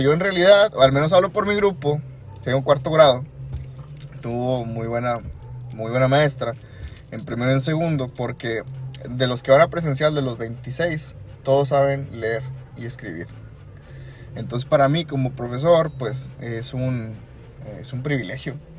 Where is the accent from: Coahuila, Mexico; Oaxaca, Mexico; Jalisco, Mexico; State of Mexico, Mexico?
Coahuila, Mexico; nuestro estado de Coahuila